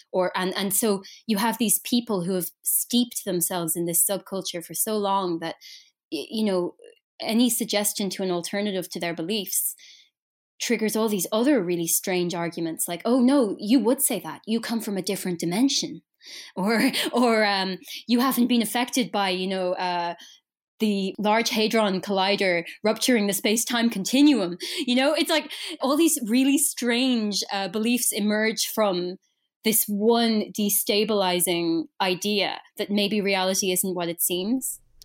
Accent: Ireland; I'm Irish

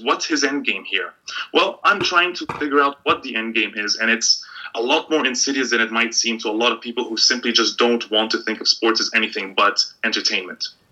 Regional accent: Egypt; moved away; I grew up in a country where I was always I couldn't think of football without thinking of politics

